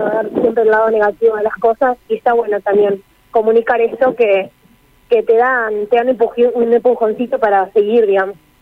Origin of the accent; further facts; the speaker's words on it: Chajarí, Entre Ríos, Argentina; nosotros somos de Chajarí, Entre Ríos, queda bien al norte de la provincia